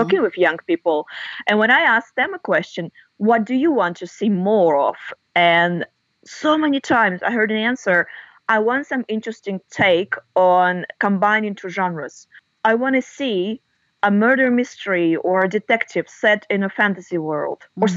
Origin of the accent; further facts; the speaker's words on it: Russia; first language Russian; English is a second language; moved away as an adult; also born or lived in Australia / United States; I was born and grew up in Russia, and uh, Russian is my native language.